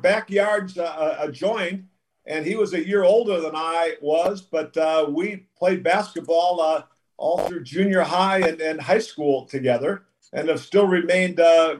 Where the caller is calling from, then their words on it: Hilton Head, South Carolina, United States; In Hilton, time.